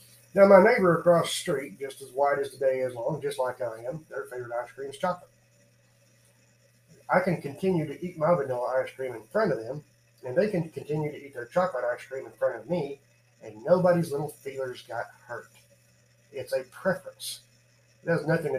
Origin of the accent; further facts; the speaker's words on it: United States; being an American